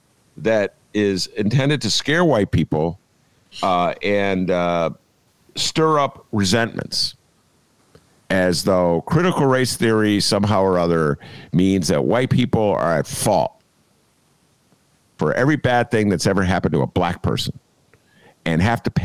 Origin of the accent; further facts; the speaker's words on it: Rhode Island, United States; I'm from Rhode Island. I didn't even know there were black people in Rhode Island